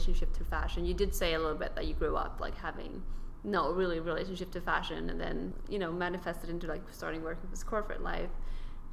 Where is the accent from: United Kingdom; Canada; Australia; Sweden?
Sweden; moved away; also born or lived in California; I come from Sweden, where we have a completely different outlook on work than in America